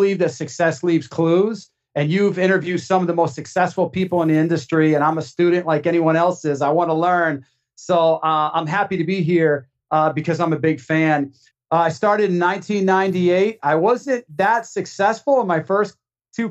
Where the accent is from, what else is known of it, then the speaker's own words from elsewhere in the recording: Maine, United States; moved away; I'm from Maine originally